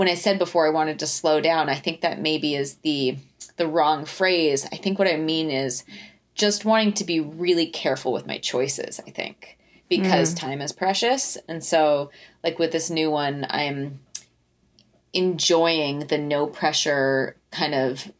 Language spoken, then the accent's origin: English; Fort Collins, Colorado, United States; we're both from Fort Collins